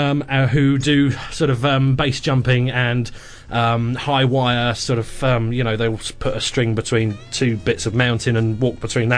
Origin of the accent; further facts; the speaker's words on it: England, United Kingdom; Well, I'm English. My whole life is a passive-aggressive note.